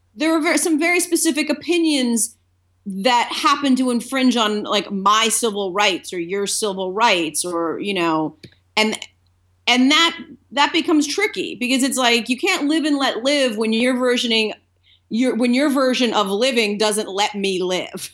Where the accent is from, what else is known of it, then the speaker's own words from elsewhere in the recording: Delaware, United States; moved away as an adult; also born or lived in Boston; now in Los Angeles, United States; I grew up in Delaware